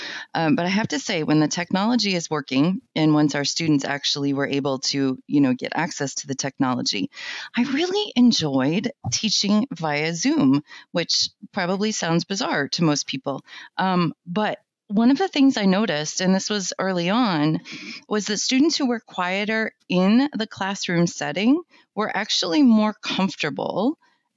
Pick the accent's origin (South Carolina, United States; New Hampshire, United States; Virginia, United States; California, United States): New Hampshire, United States; I grew up in New Hampshire, really, really poor